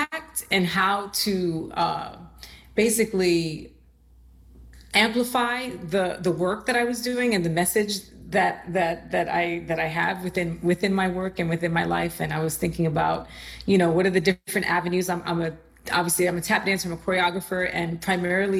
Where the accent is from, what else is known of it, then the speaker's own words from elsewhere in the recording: New York City, New York, United States; also born or lived in Puerto Rico; I am from the Bronx. I'm a New Yorker, and I grew up in Puerto Rico for about 6 years, my formative years when I was 9 to 15.